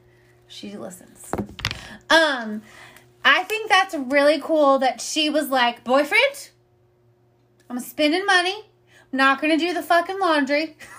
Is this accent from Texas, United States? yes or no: no; Indiana, United States; now in Austin, United States; I'm from Indiana